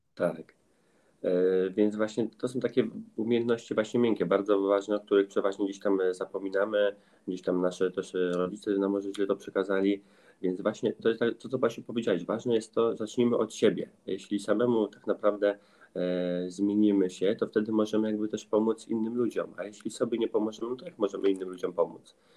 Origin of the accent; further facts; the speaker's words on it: countryside near Grójec, between Warsaw and Radom, Masovian Voivodeship, Poland; ja mieszkam ogólnie między też e, Warszawą a Radomiem, okolice Grójca. Całe życie wychowałem się też na wsi